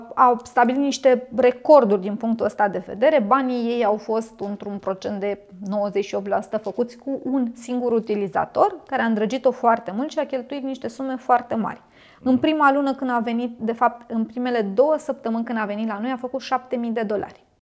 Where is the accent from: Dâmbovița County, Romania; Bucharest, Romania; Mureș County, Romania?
Bucharest, Romania; sunt din România, București